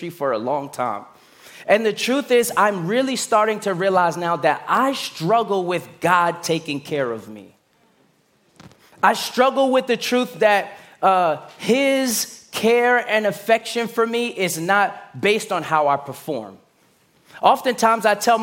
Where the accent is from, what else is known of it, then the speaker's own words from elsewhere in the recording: New York City, New York, United States; I'm from Brooklyn